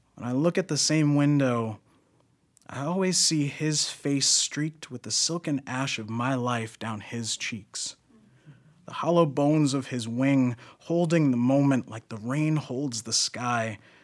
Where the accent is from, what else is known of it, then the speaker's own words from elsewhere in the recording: New York, United States; I'm also from New York